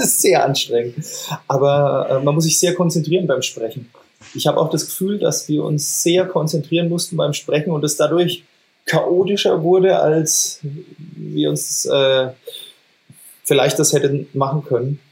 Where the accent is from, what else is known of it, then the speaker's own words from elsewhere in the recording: Franconia, Bavaria, Germany; accent: Franconian; mit unserem fränkischen Dialekt